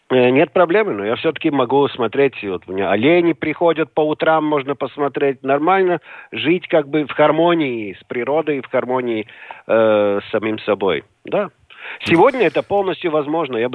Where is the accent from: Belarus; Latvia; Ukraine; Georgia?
Latvia; Riga; район был в центре жил, на улице в, в то время Энгельса, сейчас улица Стабу.